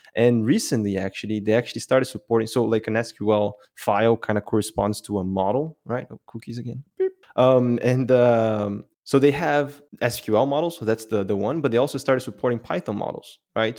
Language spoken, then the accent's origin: English; Brazil; now in Belgium; I'm from Brazil, but I actually live in Belgium